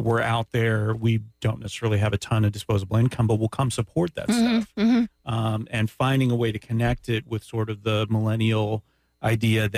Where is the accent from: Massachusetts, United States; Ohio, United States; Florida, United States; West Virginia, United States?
Florida, United States; Daytona Beach; I grew up in Daytona Beach.